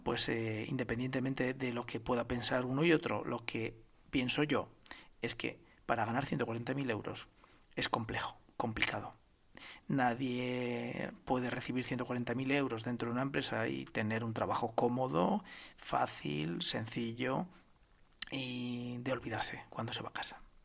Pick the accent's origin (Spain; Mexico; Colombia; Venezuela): Spain; que somos todos los españoles